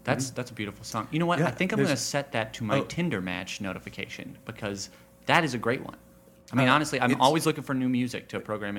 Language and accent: English; Texas, United States; I mean, I'm originally from Texas, and when we just got, I mean, I don't know if you've ever been down there. Churches down there are massive.